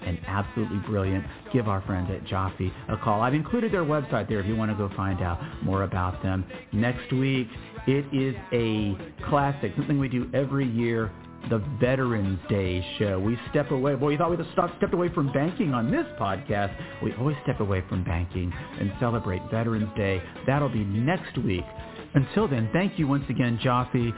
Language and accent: English; Austin, Texas, United States; I was born in Austin, Texas